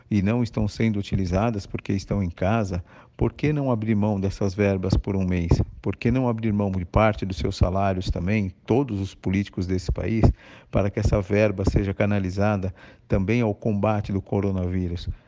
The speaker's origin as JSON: {"language": "Portuguese", "country": "Brazil", "said": "como brasileiros"}